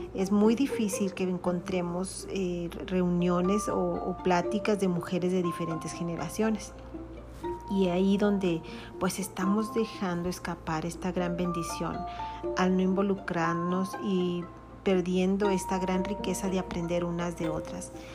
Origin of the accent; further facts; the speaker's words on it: Mexico; Soy mexicana